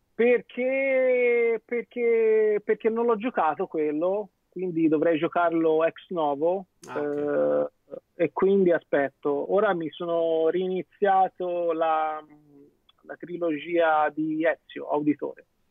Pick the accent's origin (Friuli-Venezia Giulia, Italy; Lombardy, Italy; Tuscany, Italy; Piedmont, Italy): Tuscany, Italy; io essendo toscano